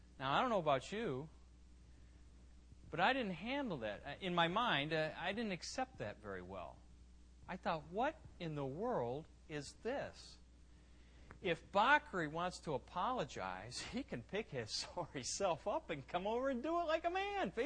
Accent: United States; moved away as an adult; now in Ivory Coast; as an American, I at least have two perspectives. I know what I've seen in the States, and I know what I see in the Ivory Coast.

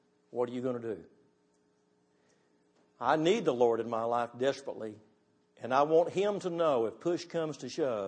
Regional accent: Texas, United States; I'm from Texas

